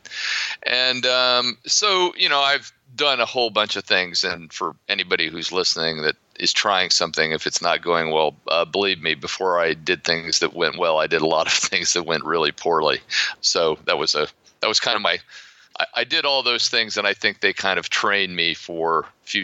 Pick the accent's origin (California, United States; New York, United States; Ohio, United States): Ohio, United States; accent: American; also born or lived in Florida; now in Poland; I grew up in Ohio, but I've spent most of my life living in the Sun Belt, principally Florida.